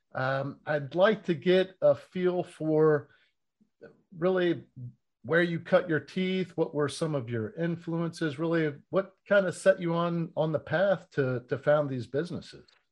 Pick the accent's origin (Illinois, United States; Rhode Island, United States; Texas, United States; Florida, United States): Florida, United States; I was born and raised in Florida